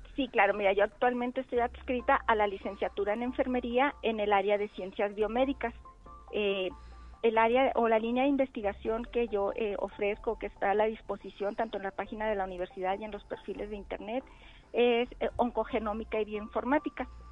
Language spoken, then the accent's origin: Spanish; Chihuahua, Mexico; moved away as an adult; now in San Luis Potosí, Mexico; yo vengo del estado de Chihuahua